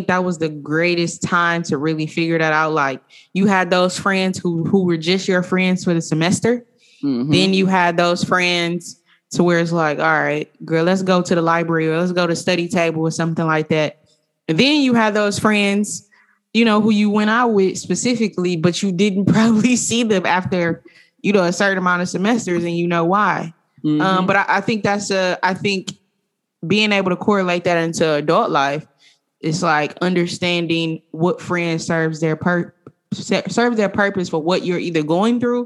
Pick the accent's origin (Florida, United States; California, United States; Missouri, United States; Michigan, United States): Michigan, United States; Detroit; I grew up on Linwood and Amherst